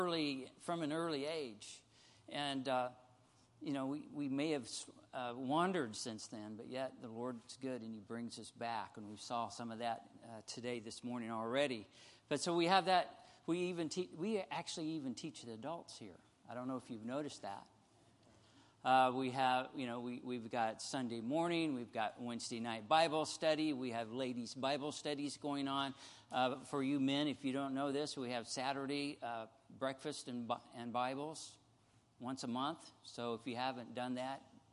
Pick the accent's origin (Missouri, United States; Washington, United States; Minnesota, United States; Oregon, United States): Missouri, United States; we're from Missouri here